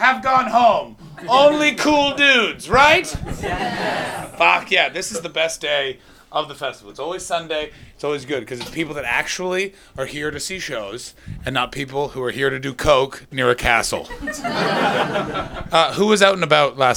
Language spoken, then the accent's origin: English; Canada; moved away as an adult; now in London, United Kingdom; I come from Canada